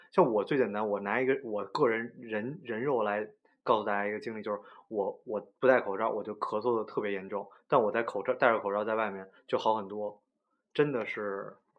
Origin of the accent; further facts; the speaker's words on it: Beijing, China; accent: Beijing dialect; 我们北京话